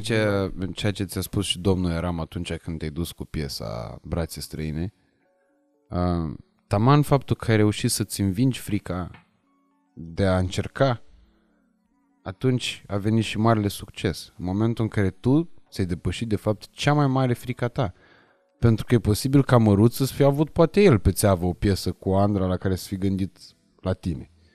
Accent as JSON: {"language": "Romanian", "region": "Moldavia", "country": "Romania", "moved": "yes", "lives_now": "Bucharest, Romania", "said": "toți suntem din Moldova"}